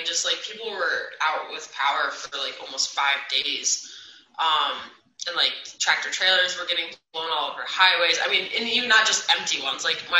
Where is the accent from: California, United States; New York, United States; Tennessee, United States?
New York, United States; upstate; moved away as an adult; also born or lived in Idaho / Rhode Island; now in Lincoln, United States; I grew up in upstate New York, so I'm from the East Coast, and I've lived that lifestyle, you know, all my adolescent years